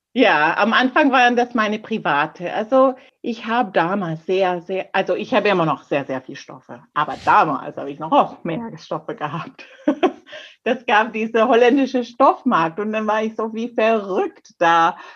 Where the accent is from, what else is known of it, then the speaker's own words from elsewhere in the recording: Canada; German is a second language; now in Germany; bei mir auf der kleinen Insel, wo ich groß geworden bin